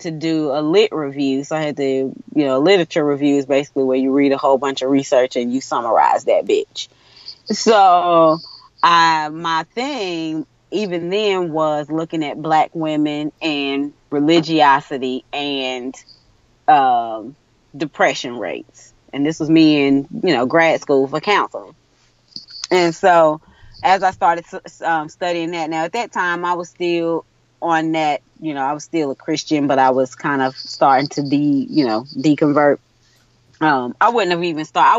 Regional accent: United States; accent: country

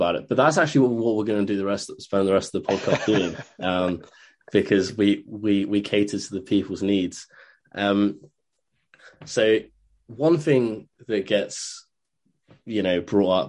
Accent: England, United Kingdom; an Englishman myself

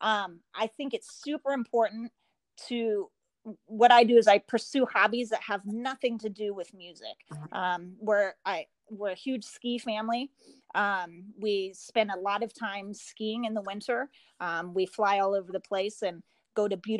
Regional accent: Portland, Oregon, United States; now in Michigan, United States; I grew up in Portland about an hour from Mount Hood.

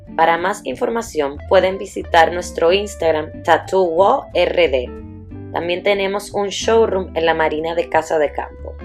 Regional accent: Dominican Republic; also born or lived in Italy; nací en Italia y me crié en República Dominicana.

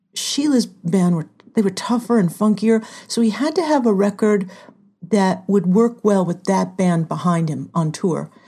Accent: Southern California, United States; moved away; also born or lived in Hollywood / Minneapolis; I'm from Southern California

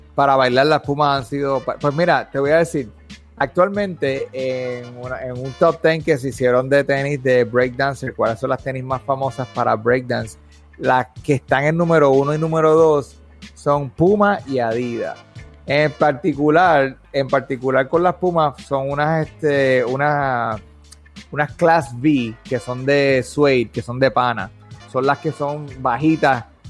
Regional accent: Puerto Rico; now in United States; nosotros como puertorriqueños

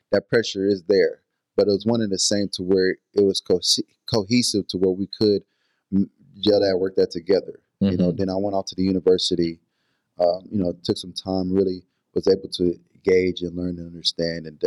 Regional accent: Nigeria; but being Nigerian, it's it's, it's five careers.

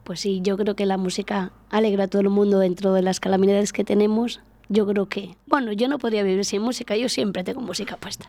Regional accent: Plasencia, Extremadura, Spain; moved away as an adult; now in Íscar, Spain; yo soy de Plasencia de Cáceres, yo soy extremeña.

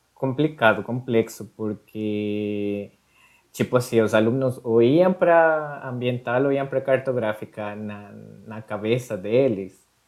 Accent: Quito, Pichincha, Ecuador; Portuguese is a second language; moved away as an adult; now in Curitiba, Brazil; sou, sou equatoriano

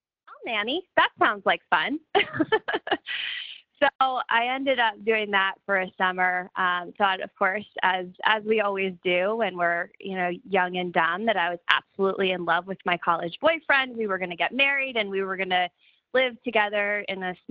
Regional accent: outside of Philadelphia, Pennsylvania, United States; moved away as an adult; also born or lived in Charleston, South Carolina; I grew up outside of Philadelphia

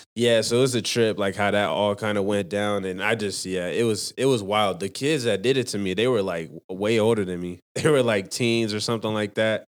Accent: Salt Lake City, Utah, United States; also born or lived in Rose Park / Magna; I was born in Salt Lake City, Utah

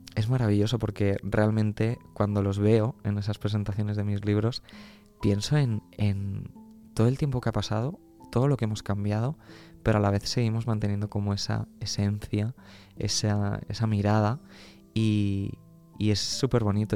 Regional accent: Albacete, Castilla-La Mancha, Spain; now in Madrid, Spain; Yo que soy de Albacete

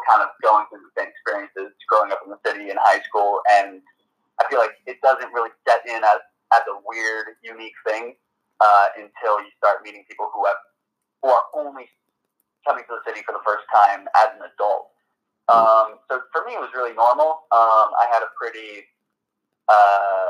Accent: New York City, New York, United States; also born or lived in New Jersey; growing up in Manhattan

